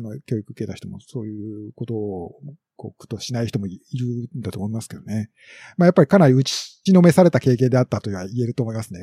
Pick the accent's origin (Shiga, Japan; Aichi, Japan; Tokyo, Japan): Shiga, Japan; Nagahama; accent: Kansai-ben; moved away; 滋賀県の長浜市の出身ですね